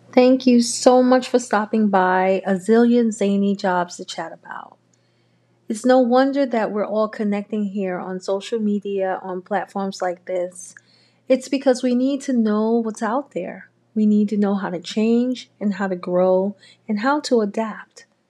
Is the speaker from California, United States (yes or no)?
no; New York City, New York, United States; I'm a native New Yorker, born and raised in Harlem